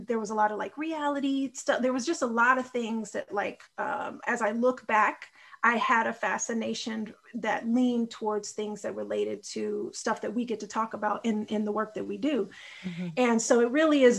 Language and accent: English; Austin, Texas, United States; also born or lived in Chicago, Illinois / Houston, Texas; I live in Austin, Texas, born in Chicago, and my heart is in Chicago, is how I always feel it and frame it. And I grew up in Austin